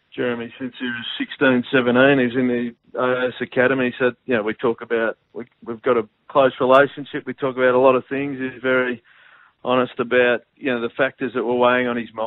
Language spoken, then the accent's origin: English; Geelong, Victoria, Australia; I grew up in Geelong